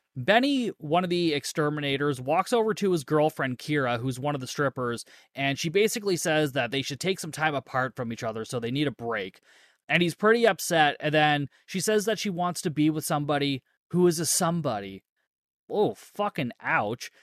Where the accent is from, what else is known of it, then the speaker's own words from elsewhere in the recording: Canada; I'm Canadian